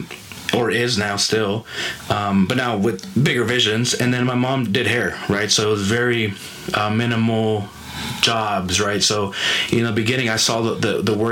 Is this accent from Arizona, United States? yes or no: yes; Phoenix, Arizona, United States; I grew up here in Phoenix